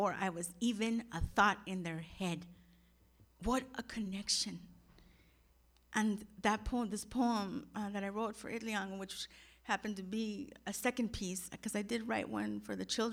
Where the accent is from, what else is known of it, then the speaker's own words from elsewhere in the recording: Salinas, California, United States; growing up in Salinas, I was born in Salinas, California, and my parents were migrant farm workers